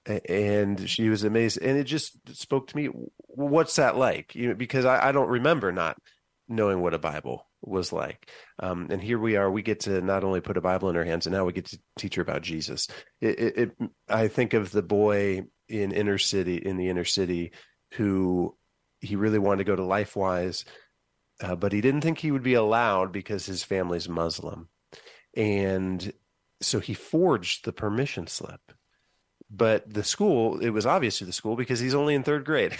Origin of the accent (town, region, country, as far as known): Van Wert, Ohio, United States; born or raised there; moved away as an adult; now in Columbus, United States